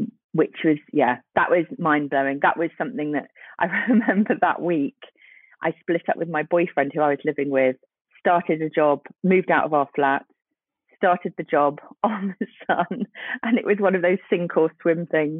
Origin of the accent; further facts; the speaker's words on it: Birkenhead, North West England, United Kingdom; moved away; also born or lived in Newcastle; I'm from the northwest of England. I'm from Birkenhead